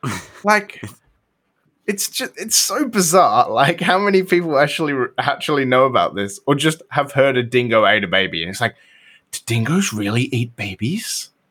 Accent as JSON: {"language": "English", "country": "Australia", "also_born_or_lived": "England", "moved": "yes", "lives_now": "United States", "said": "I'm from Australia"}